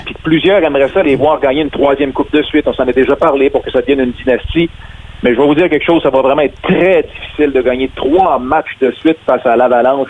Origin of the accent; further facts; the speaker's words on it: Quebec City, Quebec, Canada; Je suis originaire de Québec